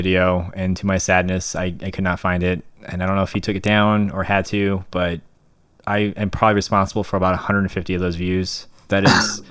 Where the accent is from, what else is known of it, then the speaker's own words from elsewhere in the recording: Tucson, Arizona, United States; my hometown, but like Tucson